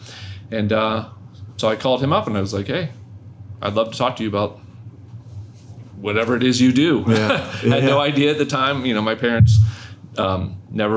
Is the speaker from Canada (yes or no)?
no; North Florida, United States; moved away; I wasn't from down here. I was originally from North Florida